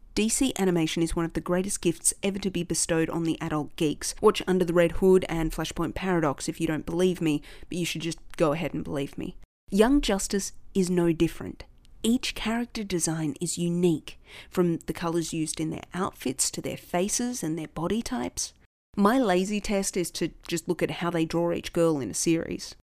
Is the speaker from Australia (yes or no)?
yes; Australia